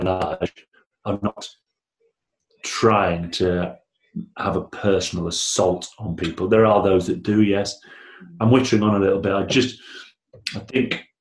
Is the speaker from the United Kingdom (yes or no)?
yes; Blackburn, North West England, United Kingdom; I'm from Blackburn